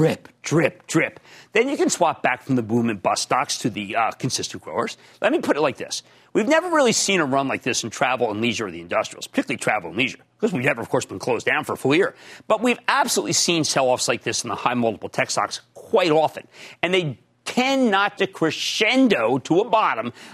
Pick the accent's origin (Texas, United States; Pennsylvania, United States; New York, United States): Pennsylvania, United States; We're both from Pennsylvania